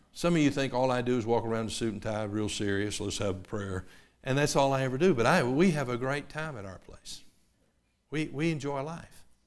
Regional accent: Knoxville, Tennessee, United States; a seven-year-old boy growing up in Knoxville, Tennessee

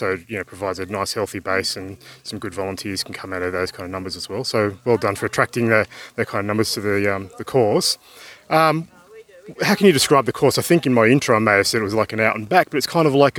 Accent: Canberra, Australian Capital Territory, Australia; the New South Wales country town of Yass, which is just outside my hometown of Canberra.

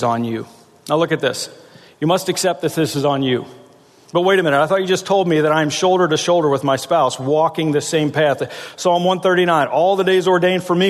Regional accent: South Central Pennsylvania, United States; I'm from South Central Pennsylvania

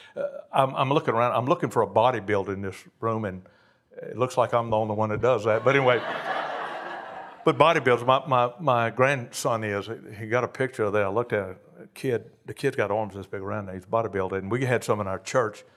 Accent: Cajun, Louisiana, United States; I'm a Cajun

